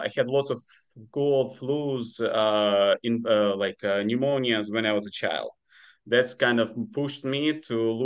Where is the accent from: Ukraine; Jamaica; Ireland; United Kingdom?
Ukraine; first language Ukrainian; English is a second language; moved away as an adult; now in United States; my home country, Ukraine